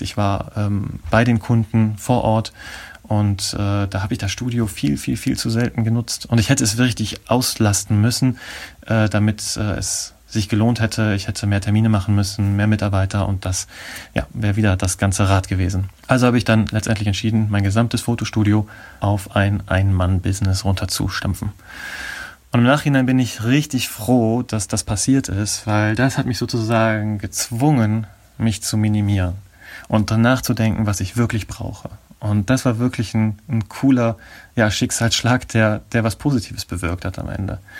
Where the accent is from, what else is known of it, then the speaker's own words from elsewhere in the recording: Nordenham, Lower Saxony, Germany; moved away; also born or lived in Oldenburg / Abu Dhabi / Essen; Dann sind wir wieder nach Deutschland zurückgekommen und an die Nordseeküste gezogen in eine kleine Stadt namens Nordenham. Und in der bin ich aufgewachsen und habe letztendlich mein Abi gemacht